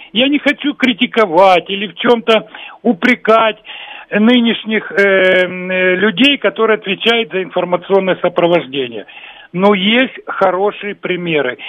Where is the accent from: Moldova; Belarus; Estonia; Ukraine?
Ukraine; Kharkiv, Kharkiv Oblast; moved away; сам родился и вырос в Харькове